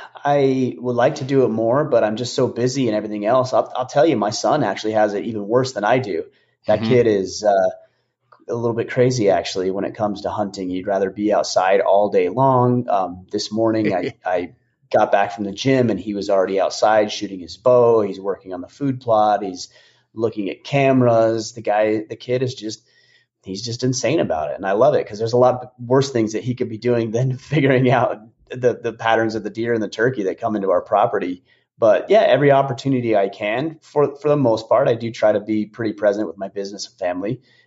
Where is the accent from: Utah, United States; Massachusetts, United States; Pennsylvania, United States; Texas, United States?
Utah, United States; But yeah, when I grew up there in Utah, we had what they called, technically they called it fall break